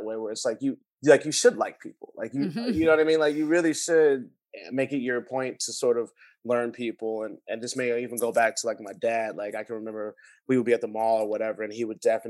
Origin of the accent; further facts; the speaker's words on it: Los Angeles, California, United States; I grew up in West Adams, but I went to private schools. So I was exposed to a lot of different other neighborhoods